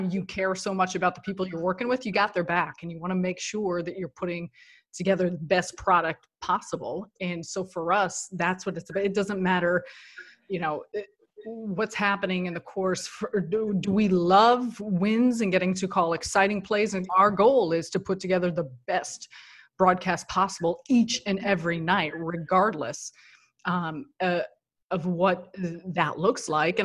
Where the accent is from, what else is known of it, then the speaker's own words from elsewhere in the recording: Chicago, Illinois, United States; moved away as an adult; now in New York, United States; me being born and raised in Chicago, and it's where I have my roots